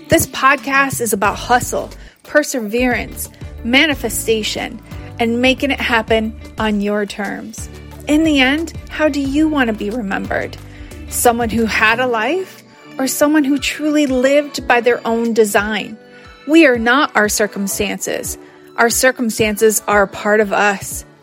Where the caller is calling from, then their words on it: Bangkok, Thailand; This is …, and I am calling in from Bangkok with Confessions of a Digital Nomad.